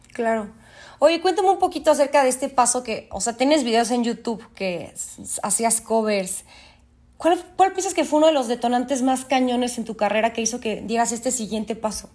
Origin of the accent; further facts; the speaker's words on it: Mexico City, Mexico; yo soy de la Ciudad de México